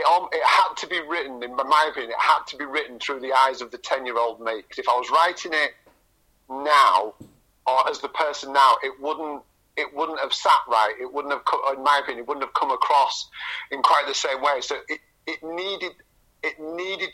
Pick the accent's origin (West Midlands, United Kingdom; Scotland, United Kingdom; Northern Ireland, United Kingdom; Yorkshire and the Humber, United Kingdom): Yorkshire and the Humber, United Kingdom; Scarborough; also born or lived in Cottingham; I was living in Scarborough at that time. We still hadn't moved across